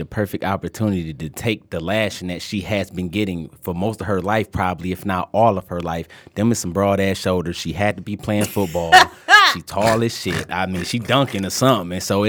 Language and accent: English; Detroit, Michigan, United States; I grew up in Detroit.